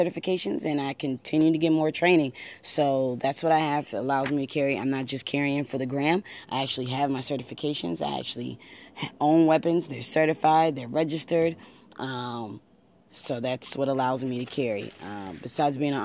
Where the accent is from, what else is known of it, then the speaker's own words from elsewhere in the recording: Buffalo, New York, United States; now in Maryland, United States; I am originally from Buffalo, New York, so I have some connections there.